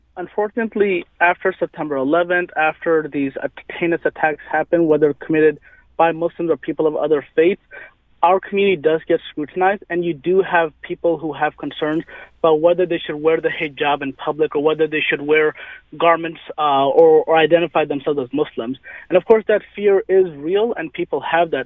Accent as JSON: {"language": "English", "town": "St. Louis", "region": "Missouri", "country": "United States", "tie": "born or raised there", "said": "I was growing up in St. Louis"}